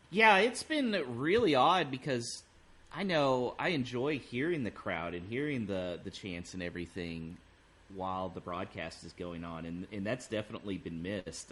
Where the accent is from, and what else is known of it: Houston, Texas, United States; accent: American